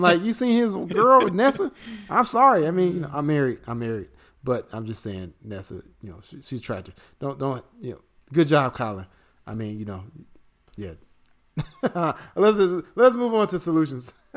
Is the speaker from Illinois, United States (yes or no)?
yes; Chicago, Illinois, United States; in Chicago, this is my hometown